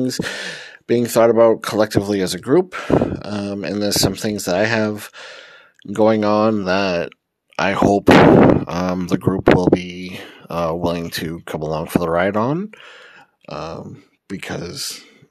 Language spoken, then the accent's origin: English; Massachusetts, United States; moved away as an adult; I was born and raised in Massachusetts, but I haven't been a resident of Massachusetts in I don't know how long